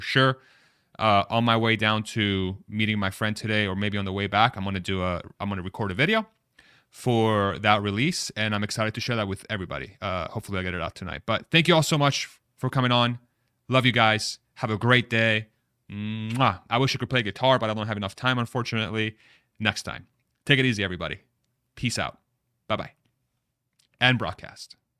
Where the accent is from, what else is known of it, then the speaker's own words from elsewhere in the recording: Texas, United States; I'm from Texas.